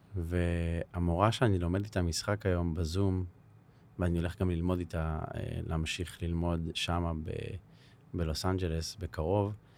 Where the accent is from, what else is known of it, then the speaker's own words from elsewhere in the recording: Herzliya, Tel Aviv District, Israel; אני גדלתי בהרצליה, בשכונת נווה עמל